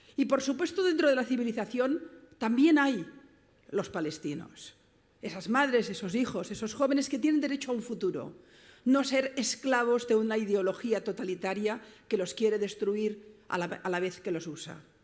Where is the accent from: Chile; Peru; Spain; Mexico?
Spain; Barcelona, Catalonia; yo vengo de Barcelona, mi ciudad